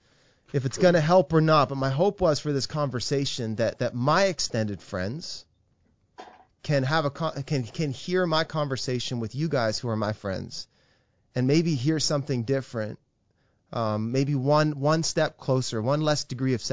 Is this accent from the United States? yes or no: no; Fredericton, New Brunswick, Canada; also born or lived in Saint John, New Brunswick; I grew up in Fredericton, New Brunswick